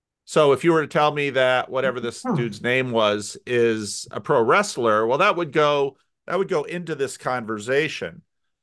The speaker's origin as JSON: {"language": "English", "country": "United States", "said": "I'm Protestant. I'm American."}